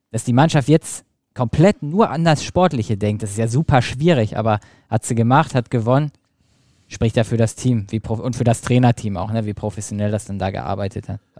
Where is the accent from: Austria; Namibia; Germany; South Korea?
Germany; Dortmund, North Rhine-Westphalia; Ich bin übrigens super froh, dass beide aufgestiegen sind, als Dortmunder ne? sowieso.